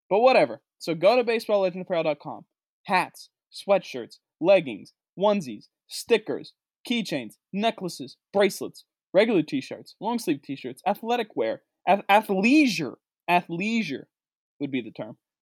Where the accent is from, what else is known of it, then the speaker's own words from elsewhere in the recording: West Virginia, United States; moved away; my home state of West Virginia, the state I grew up in, the state I went to school